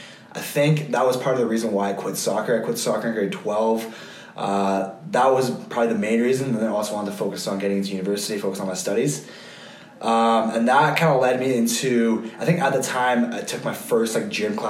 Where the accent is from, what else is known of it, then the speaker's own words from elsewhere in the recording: Calgary, Alberta, Canada; also born or lived in Switzerland / London; obviously I grew up here in Calgary